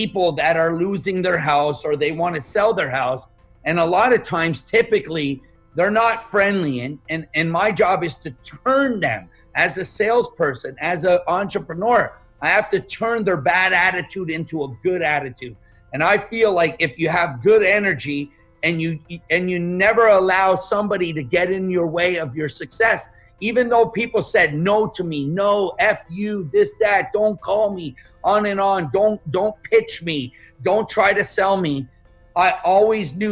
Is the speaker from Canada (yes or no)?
yes; Montreal, Quebec, Canada; English is a second language; moved away as an adult; also born or lived in Yugoslavia / Toronto, Canada; now in United States; I grew up in Montreal, Canada, in a very, very poor area called Point St. Charles